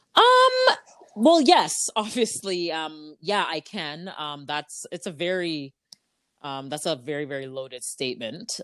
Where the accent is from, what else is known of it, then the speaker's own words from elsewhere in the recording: Ajax, Ontario, Canada; I grew up in Ajax